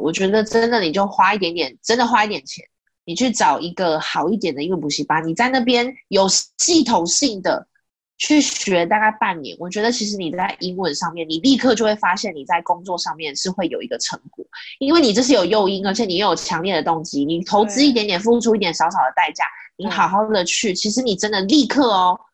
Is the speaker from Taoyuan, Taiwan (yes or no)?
no; Kaohsiung, Taiwan; 我是高雄人